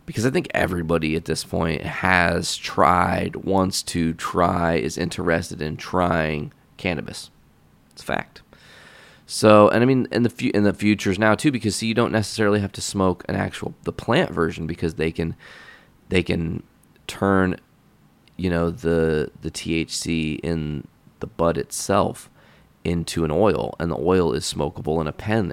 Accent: Hoopeston, Illinois, United States; my hometown is small

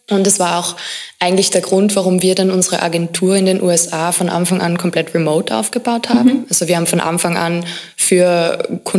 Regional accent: Carinthia, Austria; Also ich bin in Kärnten aufgewachsen, relativ konservativ.

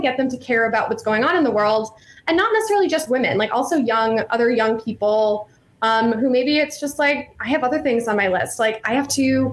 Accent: Virginia, United States; now in Chicago, United States; I'm from Virginia and I went to Cotillion

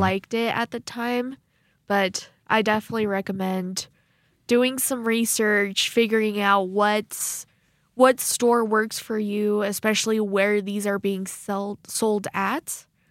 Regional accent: Arizona, United States; now in Rexburg, United States; being from Arizona

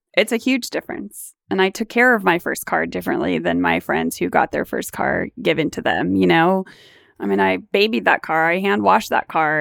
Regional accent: Garden Grove, California, United States; I was born and raised in Garden Grove

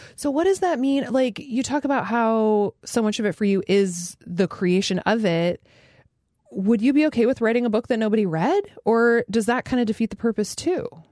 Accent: Fairbanks, Alaska, United States; I grew up in Fairbanks, Alaska, which is extremely weird

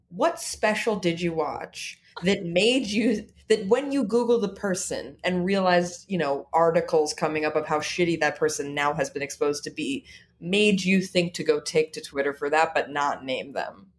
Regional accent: Los Angeles, California, United States; moved away as an adult; now in New York, United States; I'm from born and raised in Los Angeles

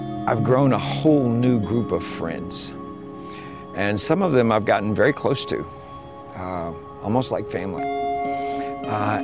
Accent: Sand Springs, Oklahoma, United States; I am from Sand Springs, Oklahoma

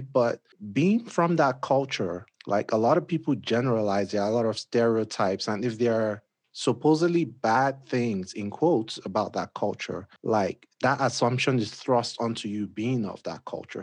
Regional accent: Nigeria; moved away as an adult; now in United States; I moved here from Nigeria.

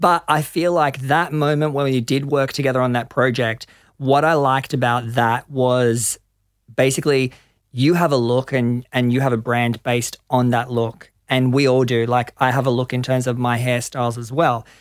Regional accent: Gold Coast, Queensland, Australia; moved away as an adult; also born or lived in London; I grew up on the Gold Coast

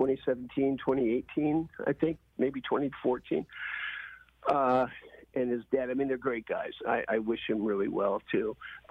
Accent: Indiana, United States; I grew up in Indiana. That's where I live now.

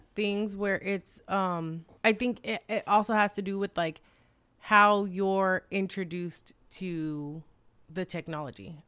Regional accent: New York, United States; growing up in New York

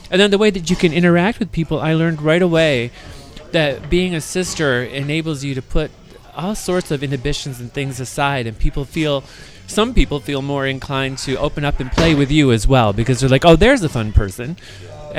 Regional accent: Michigan, United States; also born or lived in Grand Rapids, Michigan; now in San Francisco, United States; when I was growing up in Michigan

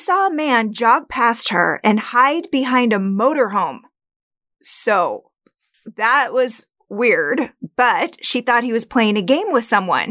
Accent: Spokane, Washington, United States; my hometown, Spokane, Washington

